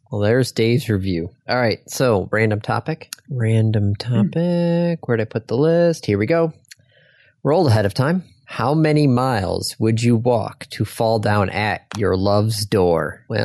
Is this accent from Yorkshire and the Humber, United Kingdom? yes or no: no; Scotland, United Kingdom; Yes, because I'm Scottish. And that's just, I guess, what we do.